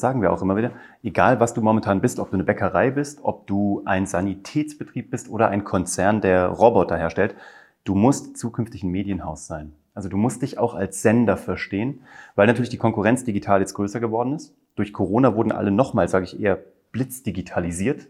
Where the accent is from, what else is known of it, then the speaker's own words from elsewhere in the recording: Kassel, Hesse, Germany; moved away as an adult; also born or lived in Cologne; Ich komme eigentlich aus Kassel.